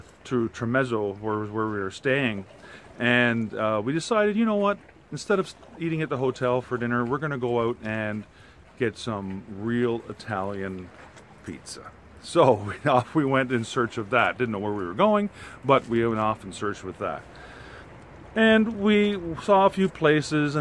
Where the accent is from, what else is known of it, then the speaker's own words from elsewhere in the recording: Canada; we're from Canada, but our family's from Germany